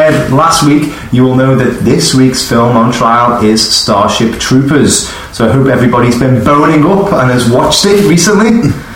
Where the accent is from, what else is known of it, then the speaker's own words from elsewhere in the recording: Liverpool, North West England, United Kingdom; We're four lads from Liverpool